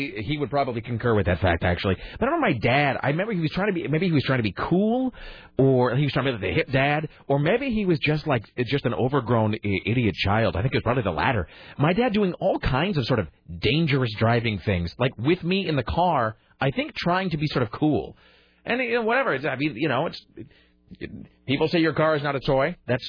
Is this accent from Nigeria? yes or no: no; Kenner, Louisiana, United States; I think that my friends did that growing up in Kenner, where we had these horrible winters.